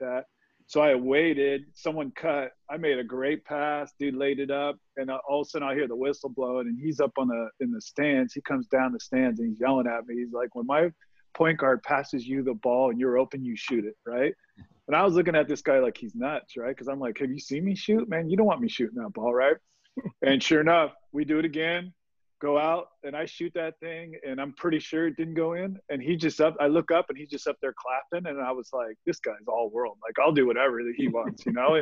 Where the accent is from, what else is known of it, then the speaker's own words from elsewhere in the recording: East Bay, California, United States; I'm from the East Bay.